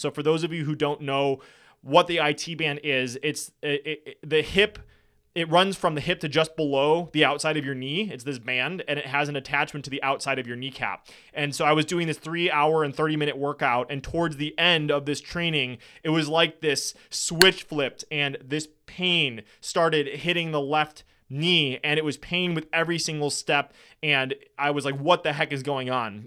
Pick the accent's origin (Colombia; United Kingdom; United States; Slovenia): United States; Wisconsin; I'm from Wisconsin.